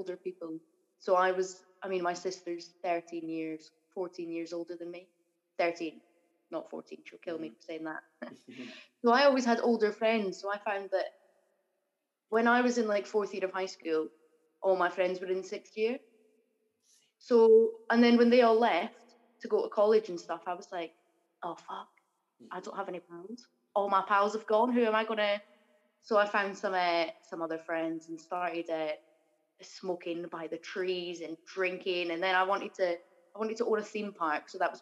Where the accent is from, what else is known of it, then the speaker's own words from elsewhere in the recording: Edinburgh, Scotland, United Kingdom; I grew up in Granton, or as my parents would say, it was the posh part of Granton